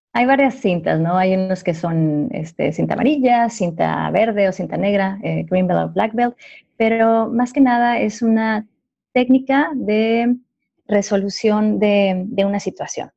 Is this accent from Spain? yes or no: no; Ciudad Juárez, Chihuahua, Mexico; yo soy orgullosamente de Ciudad Juárez, Chihuahua